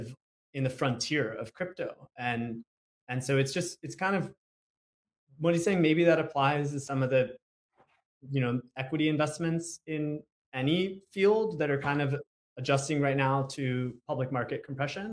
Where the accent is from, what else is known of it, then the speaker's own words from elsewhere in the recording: Southern California, United States; I grew up in Southern California